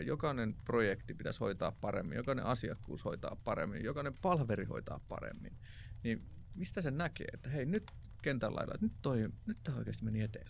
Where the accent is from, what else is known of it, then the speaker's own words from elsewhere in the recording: Jyväskylä, Central Finland, Finland; mä tuun Jyväskylästä